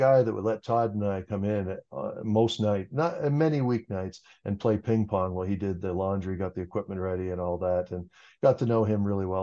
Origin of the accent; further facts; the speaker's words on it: Cambridge, Ontario, Canada; I grew up outside of Cambridge on a farm